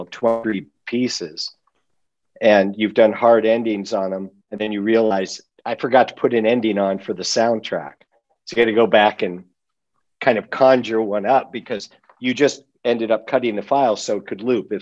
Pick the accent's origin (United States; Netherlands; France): United States; Los Angeles, California; I grew up in the San Fernando Valley, just outside of L.A.